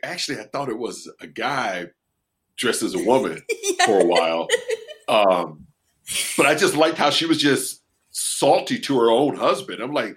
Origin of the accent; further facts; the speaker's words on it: United States; I'm an American.